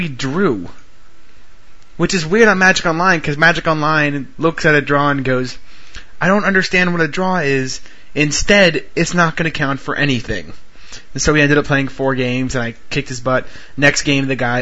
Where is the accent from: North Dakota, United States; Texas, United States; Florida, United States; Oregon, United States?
Florida, United States; We're from Florida